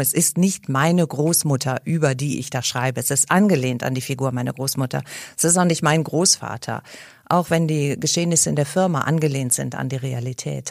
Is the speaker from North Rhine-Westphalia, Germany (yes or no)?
yes; Cologne, North Rhine-Westphalia, Germany; als Kölner Bürgerin